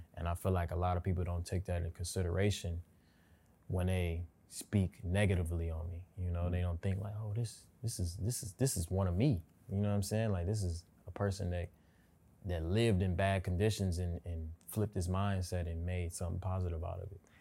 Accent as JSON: {"language": "English", "town": "Pontiac", "region": "Michigan", "country": "United States", "tie": "born or raised there", "moved": "as an adult", "lives_now": "Los Angeles, United States", "said": "I'm from Pontiac"}